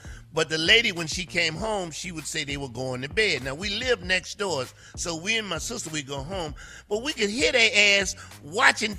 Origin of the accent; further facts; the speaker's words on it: the South, United States; I'm from the South